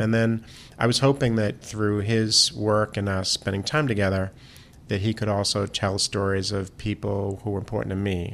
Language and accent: English; Boston, Massachusetts, United States; I grew up in Boston.